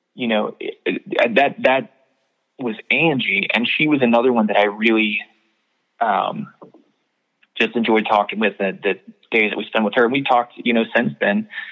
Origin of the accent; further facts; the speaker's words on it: Knoxville, Tennessee, United States; in Knoxville, my hometown